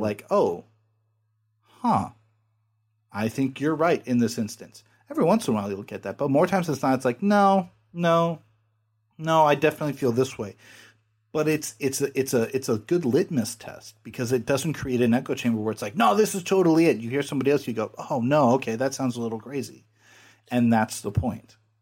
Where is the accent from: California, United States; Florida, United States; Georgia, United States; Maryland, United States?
California, United States; I'm from California